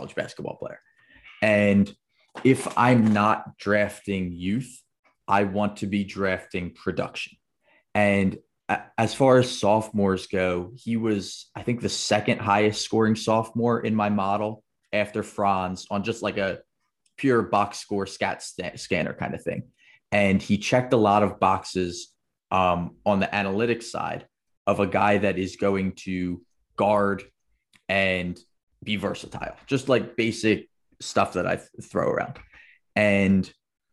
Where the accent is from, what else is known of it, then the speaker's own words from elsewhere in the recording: Philadelphia, Pennsylvania, United States; I'm from Philly, right outside of Philly